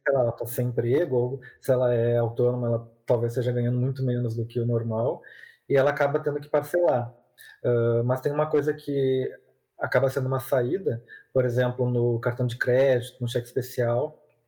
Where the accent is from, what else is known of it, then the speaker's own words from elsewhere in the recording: Porto Alegre, Rio Grande do Sul, Brazil; eu sou aqui de Porto Alegre